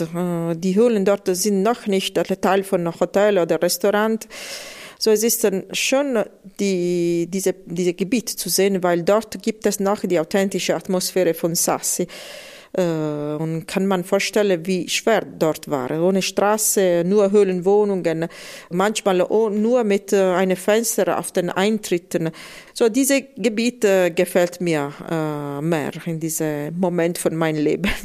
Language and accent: German; Matera, Basilicata, Italy; German is a second language; Ich bin geboren in Matera